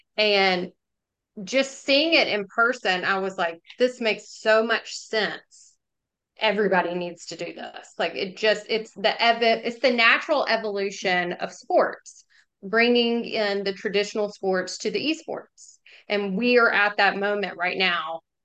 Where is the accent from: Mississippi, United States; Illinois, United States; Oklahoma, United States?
Mississippi, United States; Jackson; also born or lived in Oxford, Mississippi; I grew up in Jackson and then, um, went to school here